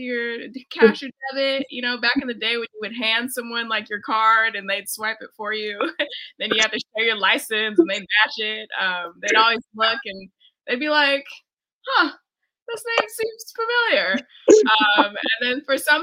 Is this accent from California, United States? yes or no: yes; Fresno, California, United States; my upbringing in Fresno, California